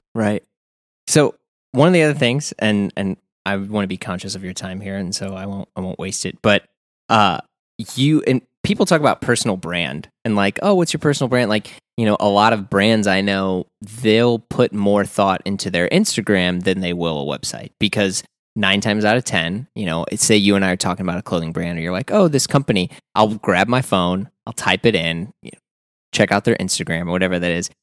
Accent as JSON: {"language": "English", "town": "St. Louis", "region": "Missouri", "country": "United States", "said": "being from the Midwest, I'm from Saint Louis"}